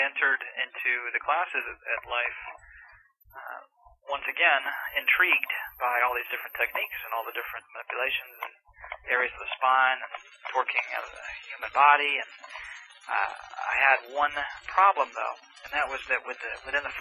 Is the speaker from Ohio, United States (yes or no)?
no; St. Petersburg, Florida, United States; moved away as an adult; also born or lived in Marietta, Georgia; I was born in St. Petersburg, Florida, and went to school two blocks away, went to church three blocks away, stayed in St. Pete my whole life.